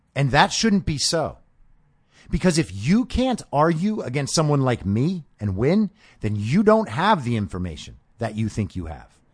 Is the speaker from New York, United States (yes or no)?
yes; New York, United States; I was growing up in New York